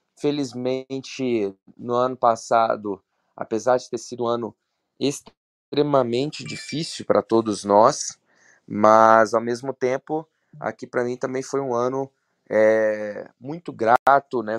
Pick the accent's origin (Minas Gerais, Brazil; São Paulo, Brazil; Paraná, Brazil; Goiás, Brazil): Minas Gerais, Brazil; Belo Horizonte; sou de Belo Horizonte